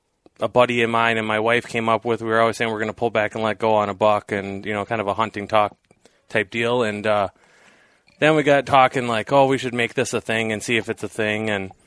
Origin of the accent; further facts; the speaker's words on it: Hayward, Wisconsin, United States; from Hayward, Wisconsin